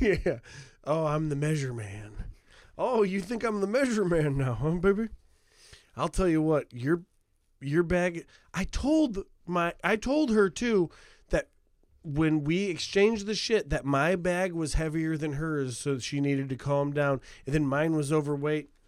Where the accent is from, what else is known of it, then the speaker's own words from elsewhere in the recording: United States; America, like, uh, near Chicago